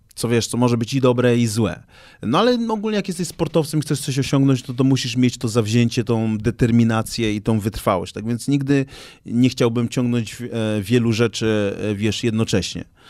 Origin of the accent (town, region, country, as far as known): Gdańsk, Pomeranian Voivodeship, Poland; born or raised there